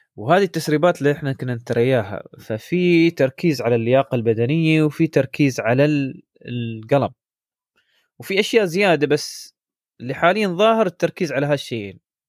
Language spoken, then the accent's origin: Arabic; United Arab Emirates; عندنا في الإمارات